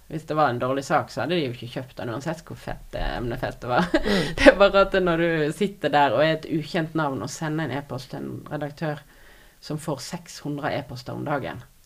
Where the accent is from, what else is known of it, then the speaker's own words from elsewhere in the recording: Odda, Vestland, Norway; also born or lived in Finnmark; now in Voss, Norway; jeg er fra Odda. Har tidligere bodd i Finnmark, og nå bor jeg på Voss